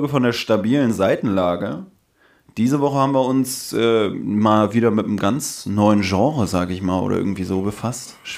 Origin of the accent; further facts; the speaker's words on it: Berlin, Germany; wir sind ja auch in Berlin groß geworden